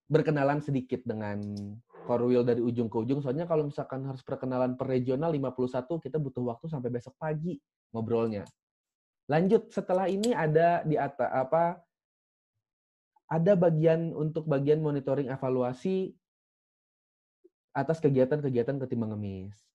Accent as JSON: {"language": "Indonesian", "town": "Bekasi", "region": "West Java", "country": "Indonesia", "said": "Saya aslinya Bekasi."}